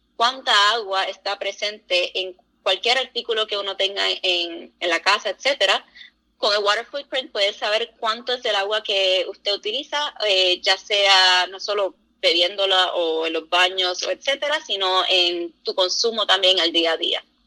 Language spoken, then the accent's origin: Spanish; Puerto Rico; now in United States; yo soy original de Puerto Rico